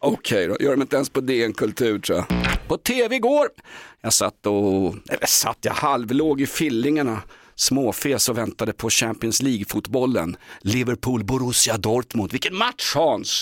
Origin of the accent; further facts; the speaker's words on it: Stockholm, Stockholm County, Sweden; jag är sörlänning, jag är stockholmare